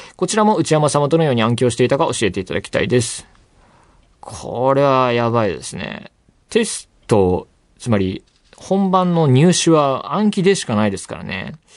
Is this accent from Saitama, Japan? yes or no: yes; Saitama, Japan; 私、埼玉出身ですが